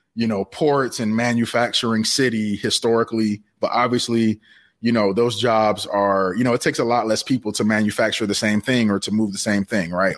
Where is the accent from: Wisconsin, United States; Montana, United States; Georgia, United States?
Georgia, United States; Savannah; I'm originally from Savannah, Georgia.